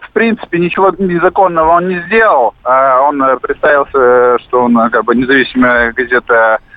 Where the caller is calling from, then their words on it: Perm, Perm Krai, Russia; я вам звоню из Перми.